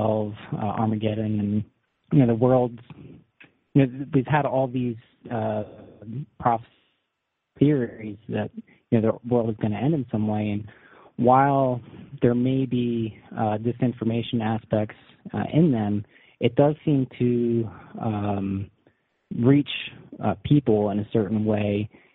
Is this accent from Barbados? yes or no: no; New York, United States; And so I grew up in the Hudson Valley, which just like 40 minutes away from West Point.